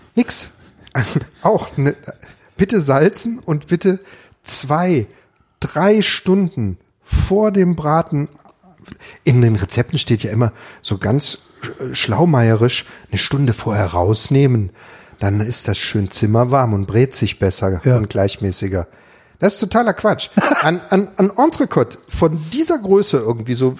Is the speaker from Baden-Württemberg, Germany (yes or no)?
yes; Ravensburg, Baden-Württemberg, Germany; das ist meine Heimatstadt